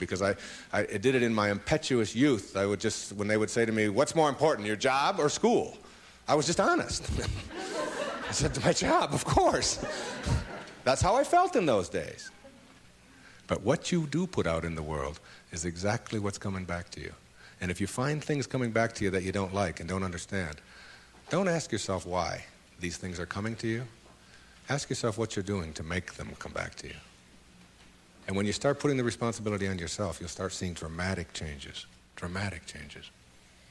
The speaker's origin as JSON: {"language": "English", "town": "Detroit", "region": "Michigan", "country": "United States", "tie": "born or raised there", "moved": "yes", "said": "my hometown was Detroit"}